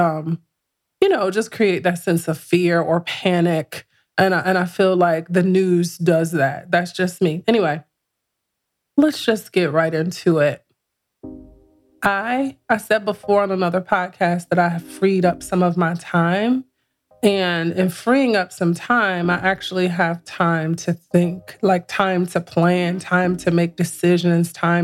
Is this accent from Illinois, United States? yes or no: yes; Chicago, Illinois, United States; now in Atlanta, United States; I'm from Chicago